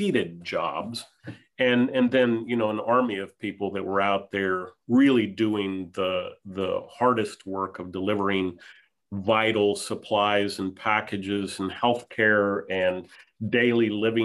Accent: Tampa, Florida, United States; also born or lived in Taipei, Taiwan / Philippines; now in Memphis, United States; I grew up in the Tampa, St. Pete area, really an interesting place at the time to grow up

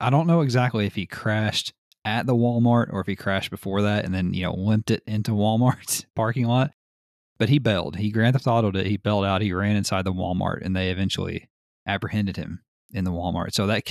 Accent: United Kingdom; I'm British.

